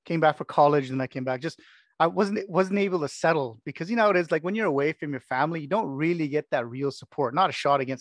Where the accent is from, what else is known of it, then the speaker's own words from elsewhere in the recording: Canada; also born or lived in United Kingdom; I'm born and bred in Canada and this country.